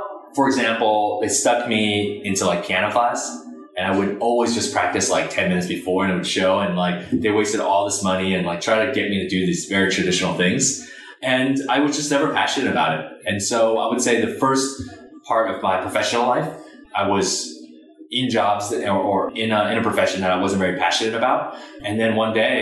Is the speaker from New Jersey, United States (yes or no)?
yes; Edison, New Jersey, United States; also born or lived in Baltimore, Maryland / Ohio; where I grew up, it's definitely New Jersey